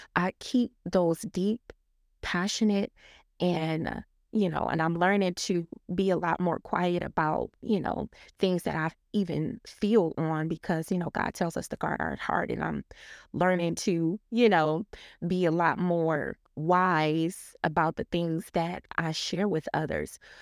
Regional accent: Detroit, Michigan, United States; I grew up in Detroit, Michigan

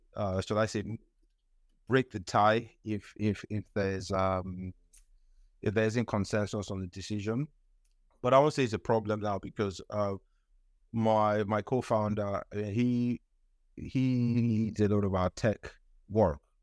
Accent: Nigeria; moved away as an adult; also born or lived in United Kingdom; I'm from Nigeria. I grew up in Nigeria

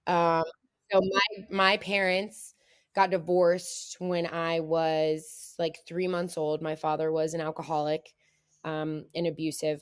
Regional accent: Middletown, Ohio, United States; I grew up in Middletown, Ohio. Um, it's a pretty small town, um, in between Cincinnati and Dayton

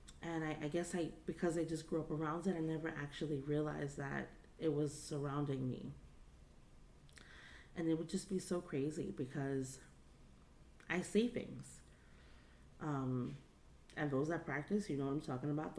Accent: New York City, New York, United States; growing up in the Bronx

